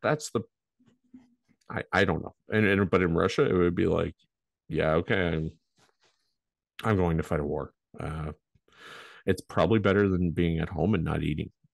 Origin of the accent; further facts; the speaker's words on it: Canada; we're Canadian.